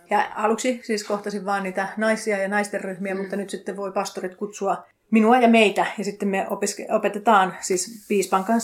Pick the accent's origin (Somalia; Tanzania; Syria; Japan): Tanzania; now in Finland; Mä en koe, että siinä olisi mitään ongelmaa, että mä tuun Tansaniasta ja te